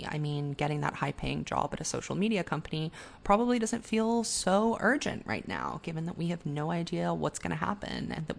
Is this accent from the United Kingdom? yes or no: no; Singapore; about growing up in Singapore as a young gay expatriate and dealing with things like censorship and internalized homophobia